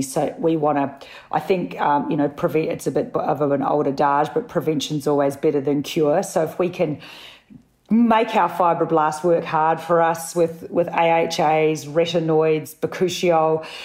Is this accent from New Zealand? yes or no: yes; New Zealand; also born or lived in Sydney; now in Melbourne, Australia; I'm a Kiwi